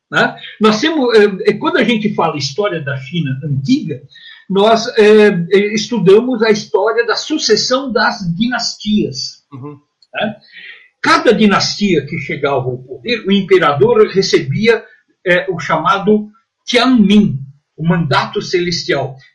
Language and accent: Portuguese; São Paulo, Brazil; eu sou paulista aqui do, do Cambuci.